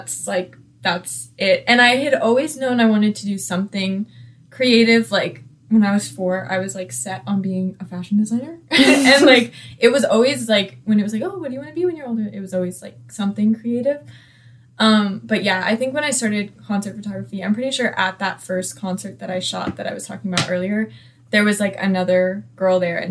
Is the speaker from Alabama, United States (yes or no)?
no; Marietta, Georgia, United States; I'm from Marietta.